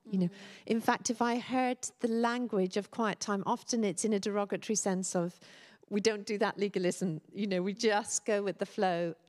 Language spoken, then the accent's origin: English; Dublin, Leinster, Ireland; moved away; me before I was a Christian, interestingly, growing up in Dublin.